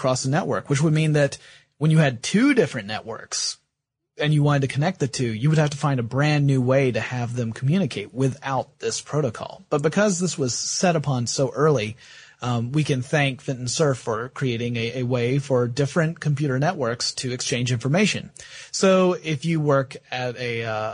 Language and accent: English; the Bible Belt, United States; I was brought up in the Bible Belt